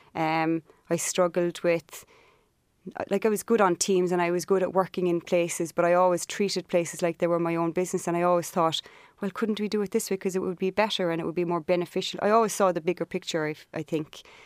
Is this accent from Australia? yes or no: no; Cork, Munster, Ireland; moved away as an adult; also born or lived in Montauk, United States; I grew up in Cork.